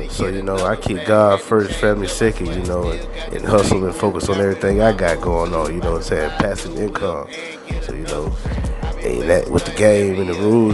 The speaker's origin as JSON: {"language": "English", "town": "Atlanta", "region": "Georgia", "country": "United States", "tie": "born or raised there", "also_born_or_lived": "Columbus, Ohio", "said": "Then I raised in Atlanta on the east side."}